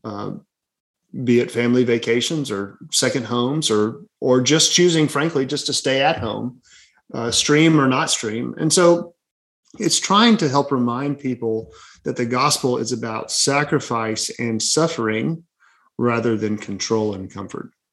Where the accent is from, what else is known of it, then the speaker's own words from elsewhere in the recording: Birmingham, Alabama, United States; also born or lived in St. Louis, Missouri; born and raised in Birmingham, Alabama, and three and a half years in St. Louis, Missouri uh, for seminary.